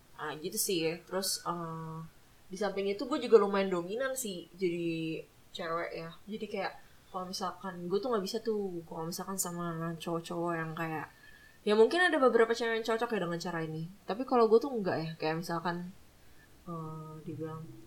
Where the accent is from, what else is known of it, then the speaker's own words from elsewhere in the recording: Manado, North Sulawesi, Indonesia; gue dari Manado